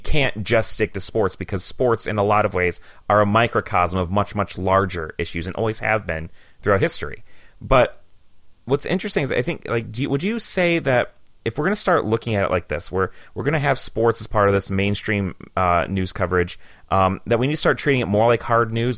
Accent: Michigan, United States; now in Green Bay, United States; I was born and raised in Michigan

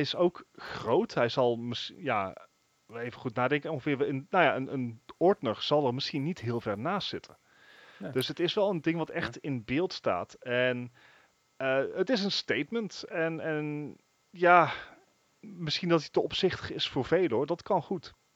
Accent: Netherlands

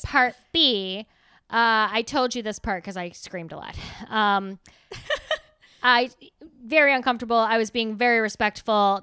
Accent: United States; I was American.

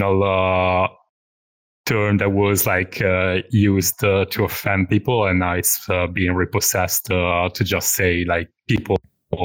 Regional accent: Milan, Lombardy, Italy; English is a second language; moved away as an adult; now in United Kingdom; I'm from Italy, as you could probably tell from my weird accent.

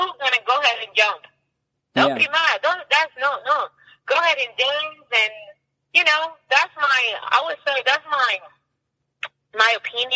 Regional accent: Cuba; moved away as an adult; now in United States; me coming from Cuba

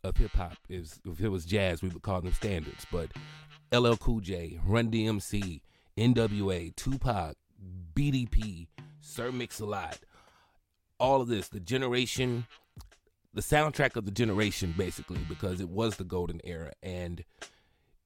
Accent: Mount Vernon, Alabama, United States; I'm from Alabama

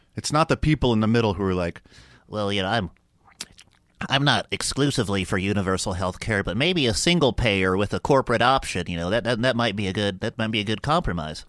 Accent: Houston, Texas, United States; moved away; also born or lived in Carlsbad, New Mexico; I'm from the South. I'm from Houston, Texas

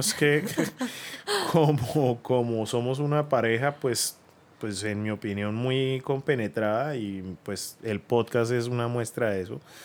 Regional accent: Bucaramanga, Santander, Colombia; moved away as an adult; yo me fui de Bucaramanga cuando tenía 18 años y volví a los 35, 36 más o menos

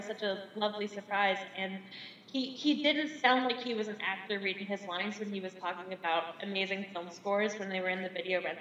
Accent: Newfoundland and Labrador, Canada; I'm from Newfoundland. I'm in Newfoundland right now, and I'm living in my grandfather's old house.

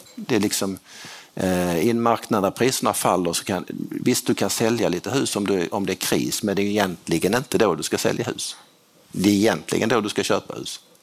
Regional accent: Skåne, Sweden; jag är skåning

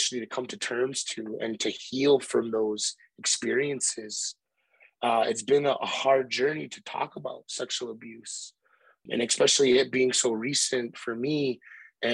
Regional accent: Blackfeet Reservation, Montana, United States; I come from the Blackfeet Reservation

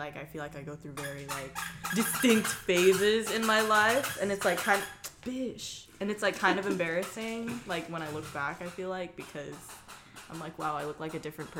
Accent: Torrance, California, United States; Literally, I was born in Torrance, California.

